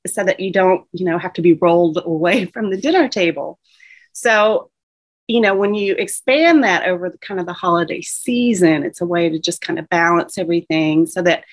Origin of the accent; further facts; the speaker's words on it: the South, United States; accent: Southern; I'm from the South, you can probably tell by my accent